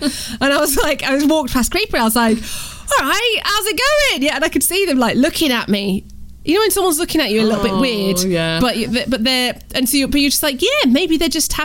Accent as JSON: {"language": "English", "region": "England", "country": "United Kingdom", "said": "I'm English"}